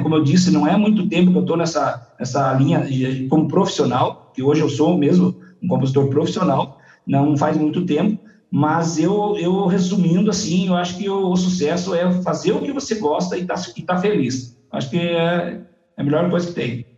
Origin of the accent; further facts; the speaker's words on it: Pato Branco, Paraná, Brazil; also born or lived in Salgado Filho, Paraná; now in Coronel Vivida, Brazil; me mudei muito cedo pra Pato Branco